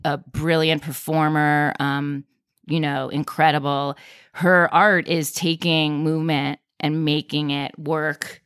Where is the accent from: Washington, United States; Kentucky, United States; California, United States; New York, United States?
New York, United States; Westchester; I grew up in Westchester